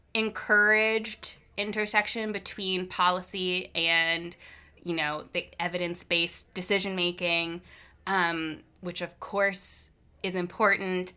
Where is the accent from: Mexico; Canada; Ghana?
Canada; Hamilton, Ontario; moved away as an adult; now in Victoria, Canada; I'm from Hamilton, Ontario originally